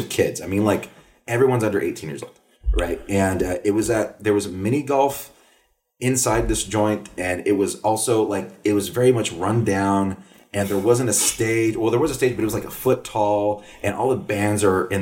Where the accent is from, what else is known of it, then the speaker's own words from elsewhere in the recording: Corpus Christi, Texas, United States; now in Chicago, United States; when I was a kid, growing up in South Texas